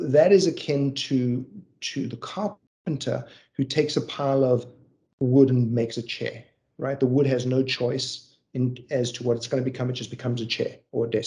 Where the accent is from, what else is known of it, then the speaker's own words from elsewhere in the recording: Johannesburg, Gauteng, South Africa; I grew up in South Africa. I grew up in a city called Johannesburg